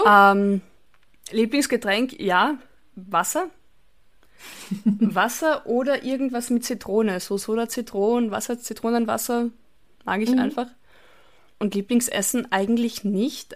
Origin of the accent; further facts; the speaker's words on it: Carinthia, Austria; moved away; also born or lived in Bavaria, Germany; meinem Heimatort